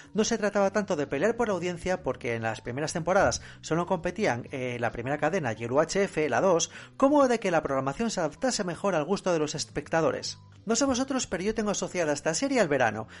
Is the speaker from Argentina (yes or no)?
no; Spain; a nosotros como españoles